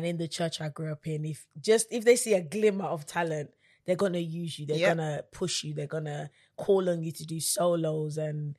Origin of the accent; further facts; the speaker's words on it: London, United Kingdom; I am 26 from London